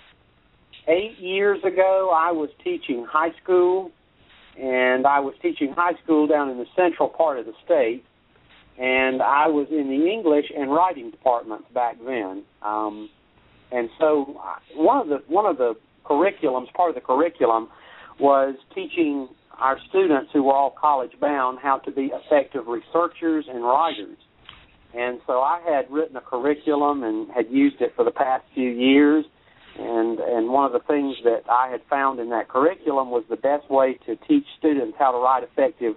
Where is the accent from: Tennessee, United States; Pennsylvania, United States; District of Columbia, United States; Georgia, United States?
Georgia, United States; rural South; I'm a native Georgian